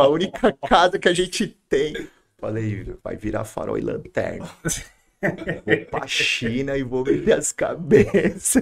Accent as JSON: {"language": "Portuguese", "town": "Santo André", "region": "São Paulo", "country": "Brazil", "tie": "born or raised there", "said": "eu nasci na Palmares aqui, em Santo André uhum. ali, São Caetano, nasci, mas ali na Palmares."}